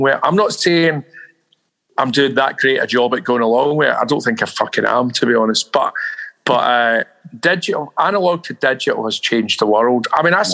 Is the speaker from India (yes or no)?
no; Glasgow, Scotland, United Kingdom; now in London, United Kingdom; I couldn't go back to Glasgow, man. Not to live, no way. I mean, I've left 40 years ago and I'm a Londoner, really